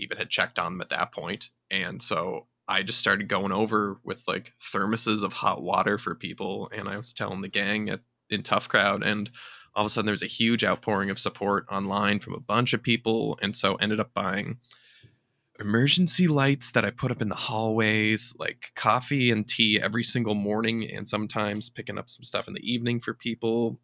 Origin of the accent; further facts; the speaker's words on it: Charlottetown, Prince Edward Island, Canada; my hometown of Charlottetown